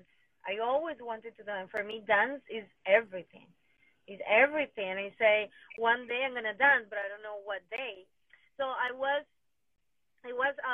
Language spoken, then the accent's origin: English; Venezuela; English is a second language; moved away as an adult; now in United States; My parents are from Colombia, but I born and raised in Venezuela.